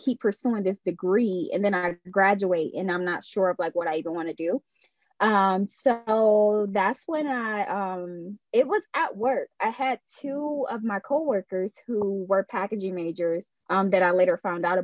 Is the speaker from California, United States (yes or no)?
no; Detroit, Michigan, United States; I was born and raised on the west side of Detroit.